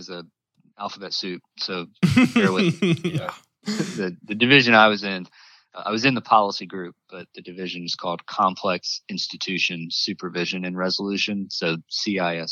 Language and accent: English; North Carolina, United States; moved away as an adult; now in Washington, D.C., United States; I'm originally from North Carolina